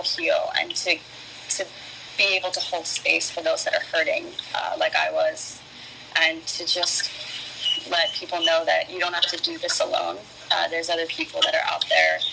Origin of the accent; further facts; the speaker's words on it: East Coast, United States; moved away as an adult; I grew up on the East Coast